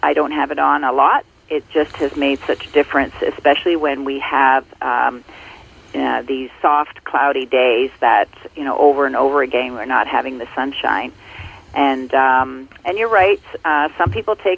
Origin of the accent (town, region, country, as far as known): Ontario, Canada; born or raised there